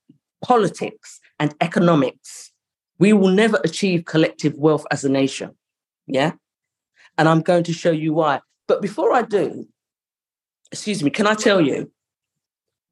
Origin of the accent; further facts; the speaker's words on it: London, United Kingdom; I grew up in Highbury, which was a money area